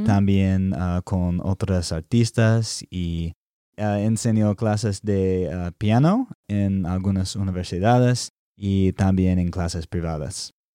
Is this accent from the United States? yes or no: yes; Alabama, United States; Spanish is a second language; moved away as an adult; also born or lived in Texas; now in Nashville, United States; nací en Alabama